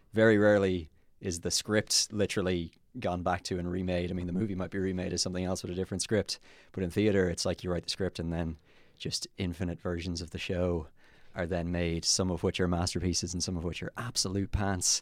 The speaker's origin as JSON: {"language": "English", "town": "Kilkenny", "region": "Leinster", "country": "Ireland", "tie": "born or raised there", "moved": "as an adult", "lives_now": "Dublin, Ireland", "said": "I was born in Dublin, And then at the age of one, my parents moved to Kilkenny with me, and they're still there. And then when I turned twenty-one, I moved to Dublin"}